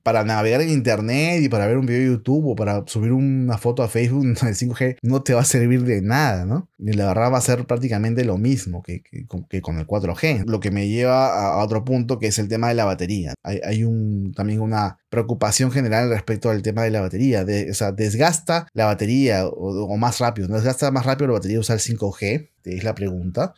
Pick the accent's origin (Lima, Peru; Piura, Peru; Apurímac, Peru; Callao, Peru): Lima, Peru; yo soy de Perú, soy de Lima